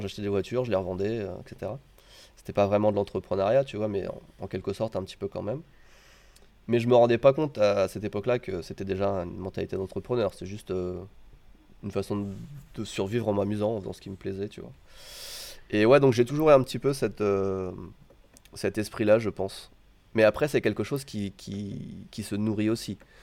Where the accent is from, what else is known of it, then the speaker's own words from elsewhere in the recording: France; moved away as an adult; now in Japan; suis français au Japon